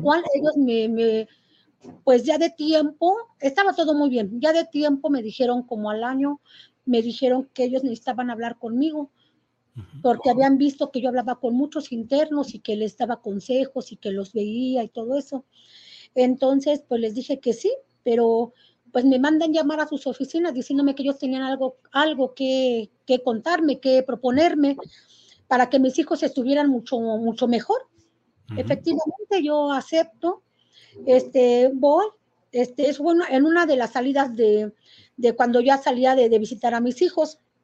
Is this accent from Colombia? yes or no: no; Querétaro, Mexico; soy de aquí de Querétaro